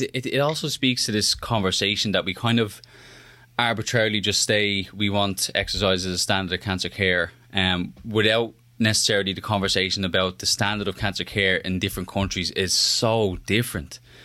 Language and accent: English; Ireland; moved away; I'm Irish